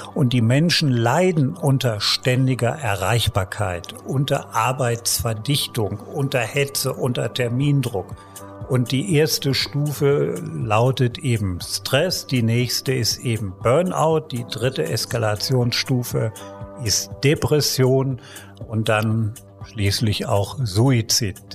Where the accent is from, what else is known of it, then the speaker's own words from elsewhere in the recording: Germany; ich komme ja aus Deutschland